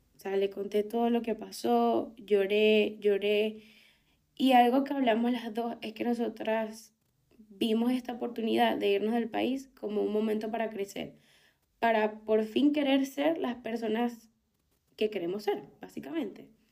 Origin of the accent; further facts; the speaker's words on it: Venezuela; moved away as an adult; no me iba a quedar en Venezuela no tanto por todo el tema político, sino que no me veía en mi país